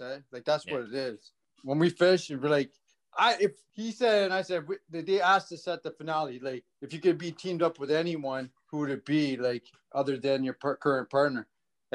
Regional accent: Toronto, Ontario, Canada; I'm from Ontario. I'm from Toronto

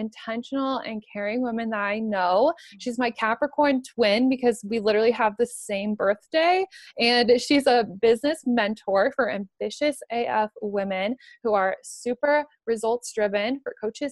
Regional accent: Omaha, Nebraska, United States; Omaha, my hometown

